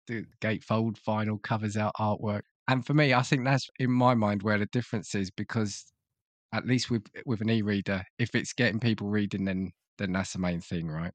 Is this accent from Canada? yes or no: no; United Kingdom; as a Brit